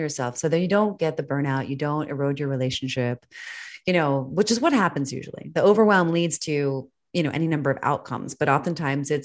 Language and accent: English; United States; moved away as an adult; also born or lived in Switzerland; I'm an American